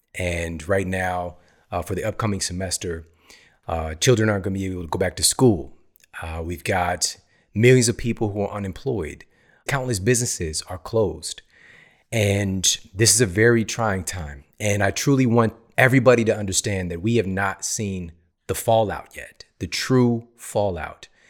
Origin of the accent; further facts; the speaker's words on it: St. Louis, Missouri, United States; moved away as an adult; also born or lived in Ferguson, Missouri; now in California, United States; I grew up in the Midwest, S T L